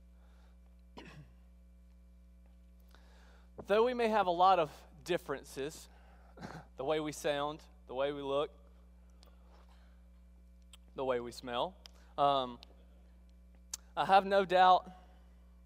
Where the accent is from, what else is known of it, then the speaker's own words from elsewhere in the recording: South Mississippi, United States; moved away as an adult; also born or lived in Texas; now in Alabama, United States; I sound funny this morning because I grew up in South Mississippi.